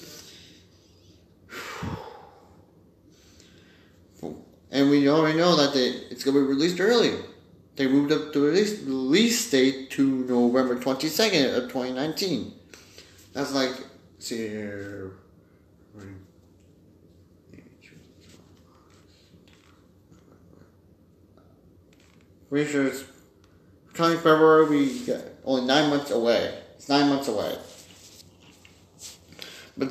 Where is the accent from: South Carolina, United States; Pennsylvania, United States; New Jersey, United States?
Pennsylvania, United States; St. Marys; the local Boys and Girls Club of my hometown, St. Mary's, PA